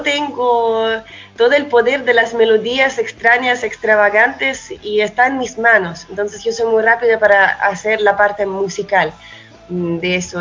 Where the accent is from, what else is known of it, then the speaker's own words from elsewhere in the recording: Chile; also born or lived in Russia; yo como músico en la realidad crecí más en Chile que en cualquier otro lado, por eso yo igual me considero un músico chileno con el toque de ruso.